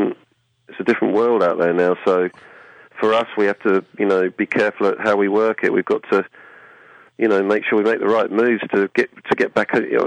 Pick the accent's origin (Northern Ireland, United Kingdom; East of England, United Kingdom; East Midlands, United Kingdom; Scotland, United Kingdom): East of England, United Kingdom; Aldeburgh; in Aldborough, in Suffolk, which is my hometown